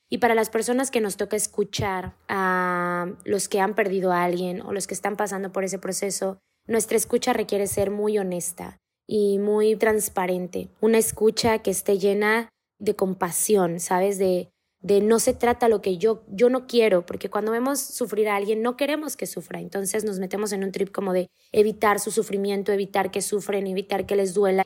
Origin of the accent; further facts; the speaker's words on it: Mexico; en mi país, México